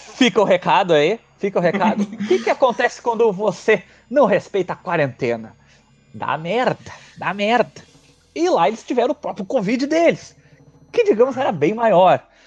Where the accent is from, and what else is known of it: Rio Grande do Sul, Brazil; accent: gaúcho